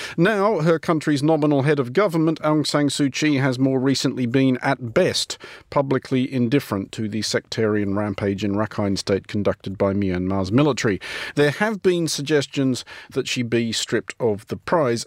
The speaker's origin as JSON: {"language": "English", "country": "Australia", "tie": "born or raised there", "first_language": "English", "said": "grew up on an English-speaking island, um, that being Australia"}